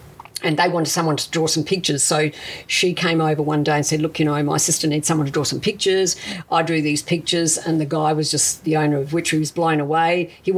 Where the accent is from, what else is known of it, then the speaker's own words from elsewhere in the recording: Adelaide, South Australia, Australia; English is a second language; moved away as an adult; also born or lived in Italy; now in Melbourne, Australia; I grew up in South Australia.